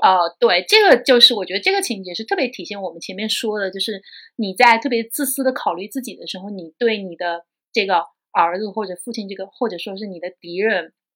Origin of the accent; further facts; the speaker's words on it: China; 我们中国人